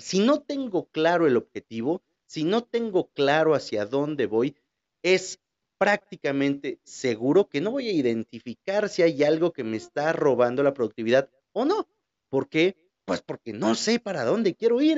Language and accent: Spanish; Huajuapan de León, Oaxaca, Mexico; de Guajuapan, de mi ciudad